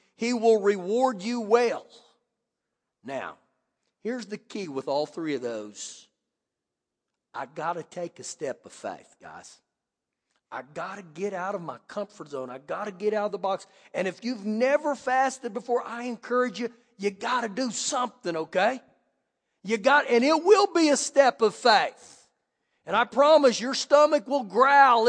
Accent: United States

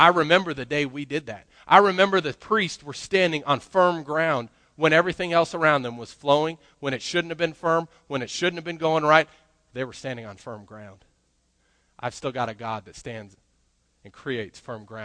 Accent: Colorado, United States; growing up, I grew up in Colorado, and we had mountains all over the place

